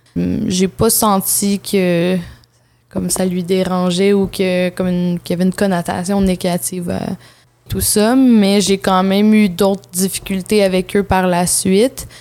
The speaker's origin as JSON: {"language": "French", "area": "North Shore of Montreal", "region": "Quebec", "country": "Canada", "tie": "born or raised there", "also_born_or_lived": "Vancouver, Canada", "said": "je suis née à Vancouver, mais euh, mon père euh, est né sur une réserve autochtone qui s'appelle Kiliganzibi. C'est au Québec, mais c'est très près d'Ottawa. comme je suis, j'ai habité sur la rive nord de Montréal"}